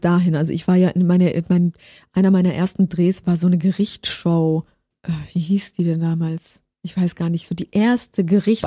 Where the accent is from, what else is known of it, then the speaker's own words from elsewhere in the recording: Baden-Württemberg, Germany; also born or lived in Poland; ich bin gebürtige Polin aus Baden-Württemberg